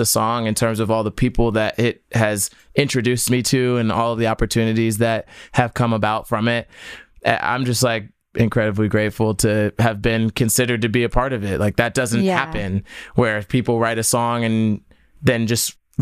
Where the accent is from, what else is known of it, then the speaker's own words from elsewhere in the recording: New Jersey, United States; I'm from Jersey